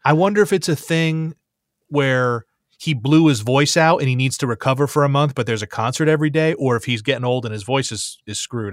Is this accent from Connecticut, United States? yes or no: yes; Connecticut, United States; I grew up in Connecticut.